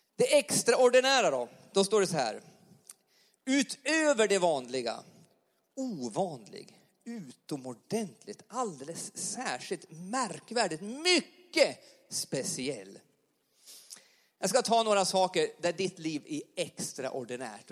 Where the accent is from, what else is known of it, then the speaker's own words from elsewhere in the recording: Alsen, Jämtland, Sweden; accent: Jämtland dialect; now in Karlstad, Sweden; jag är uppvuxen i uppe i Jämtland i en liten församling uppe i, i Alsen, Yttrån